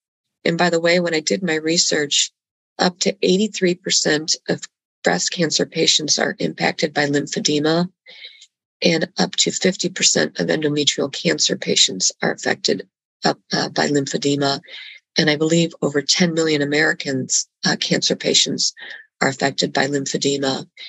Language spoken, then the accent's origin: English; Bogotá, Bogotá Capital District, Colombia; I was born and raised in Bogota, Colombia.